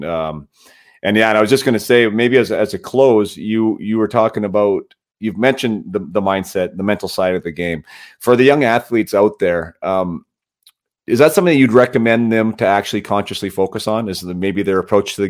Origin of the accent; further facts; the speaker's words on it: Canada; As a Canadian and as a faithful Canadian, a loyal Canadian